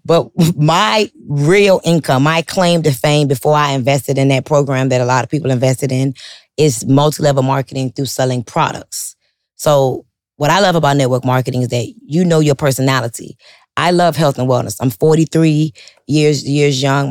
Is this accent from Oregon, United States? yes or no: no; Miami, Florida, United States; I'm from Miami, like, I'm talking about Miami, Miami, where everybody sells drugs, strips